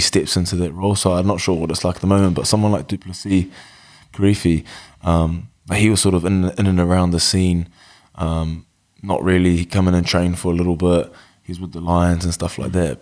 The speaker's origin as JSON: {"language": "English", "region": "Wellington", "country": "New Zealand", "tie": "born or raised there", "also_born_or_lived": "Masterton / Texas, United States / Palmerston North / Christchurch", "said": "settled in Wellington in two thousand. Uh, been there ever since"}